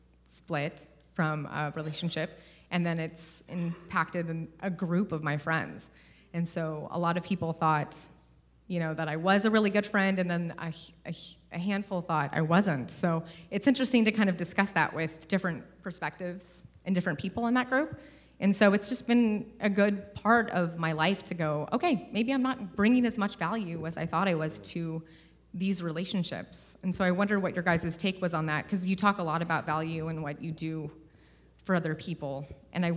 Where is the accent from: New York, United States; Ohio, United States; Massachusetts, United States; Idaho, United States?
Idaho, United States; Coeur d'Alene; I'm from Coeur d'Alene, Idaho